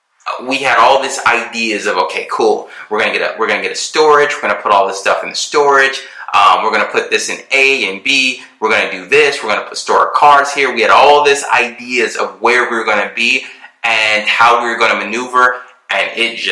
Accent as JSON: {"language": "English", "country": "Germany", "tie": "born there", "said": "spent my childhood certain years in Europe when I was born in Germany."}